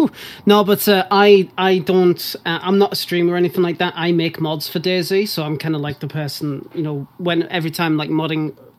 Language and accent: English; United Kingdom; I'm British, make mods.